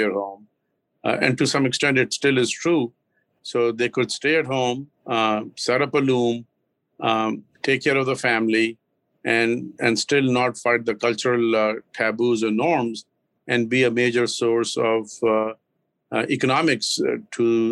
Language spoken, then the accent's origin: English; Lahore, Punjab, Pakistan; moved away as an adult; also born or lived in Karachi, Pakistan / Islamabad, Pakistan; now in Massachusetts, United States; I grew up in the central part of Pakistan, which is sort of I was born in the southern part, which is Karachi, the largest city on the Indian Ocean. And then, but I grew up in Lahore and in the northern part of Islamabad and that area